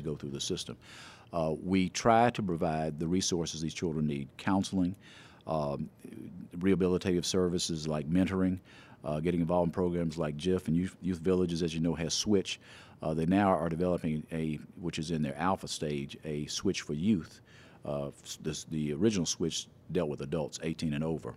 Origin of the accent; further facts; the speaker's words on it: Memphis, Tennessee, United States; I was born here in Memphis, actually, in Des Moines Gardens